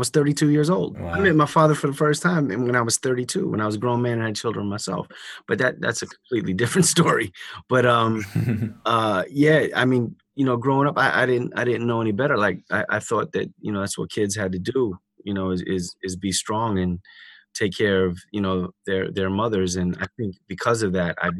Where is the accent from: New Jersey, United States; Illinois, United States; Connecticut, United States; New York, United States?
New York, United States; New York City; also born or lived in Indiana; I was raised in New York by a single mom